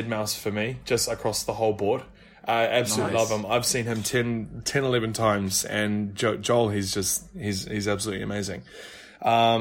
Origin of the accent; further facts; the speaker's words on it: New Zealand; moved away; So I'm actually from New Zealand